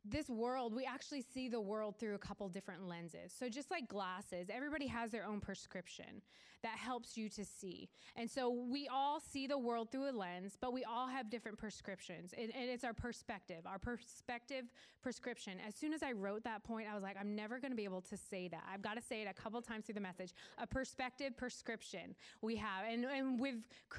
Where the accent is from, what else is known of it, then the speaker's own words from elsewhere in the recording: Weymouth, Massachusetts, United States; So we lived south of Boston. I'm from Weymouth